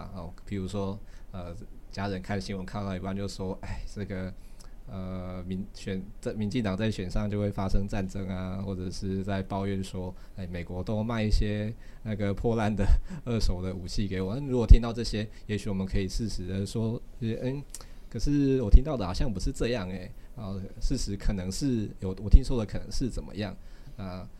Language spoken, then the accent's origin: Chinese; Taiwan; 或者说我作为一个台湾人，我我向外国人去表达，我希望台湾是一个呃未来会是一个独立的国家这样子